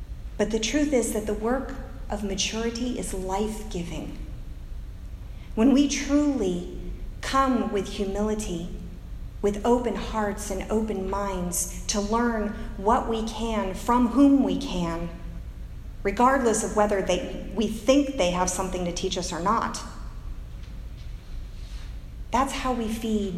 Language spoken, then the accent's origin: English; United States; as American Christians